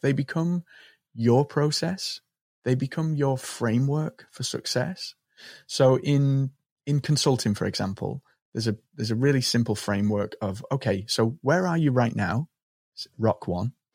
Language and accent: English; Liverpool, North West England, United Kingdom; I grew up in Liverpool on the market stalls of Liverpool with my dad as a young boy.